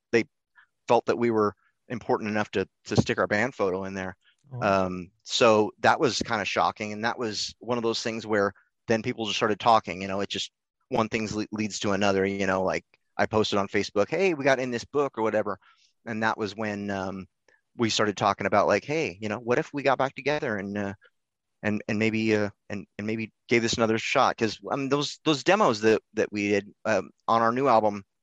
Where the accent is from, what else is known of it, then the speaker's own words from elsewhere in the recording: Oregon, United States; Because we're from Southern Oregon, so it's it's kind of a little bit. We're almost we're almost in California.